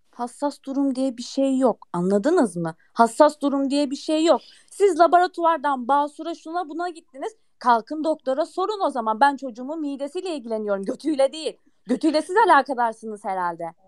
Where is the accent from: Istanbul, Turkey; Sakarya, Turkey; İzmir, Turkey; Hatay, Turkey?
Hatay, Turkey; İskenderun